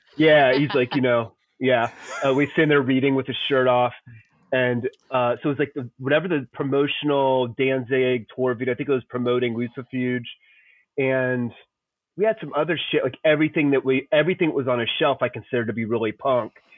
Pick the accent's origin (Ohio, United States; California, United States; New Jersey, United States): Ohio, United States; Columbus; I grew up in Columbus, Ohio